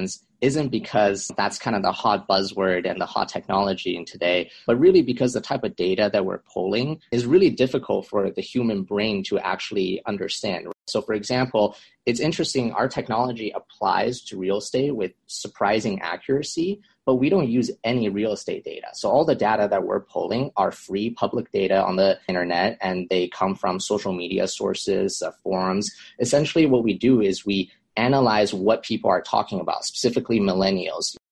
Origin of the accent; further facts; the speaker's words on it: Vancouver, British Columbia, Canada; moved away as an adult; now in Los Angeles, United States; I'm originally from Vancouver, Canada. I moved down to Los Angeles to attend USC for my undergrad